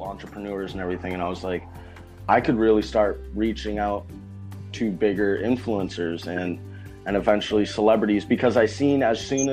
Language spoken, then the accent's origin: English; Massachusetts, United States; moved away; my hometown, Massachusetts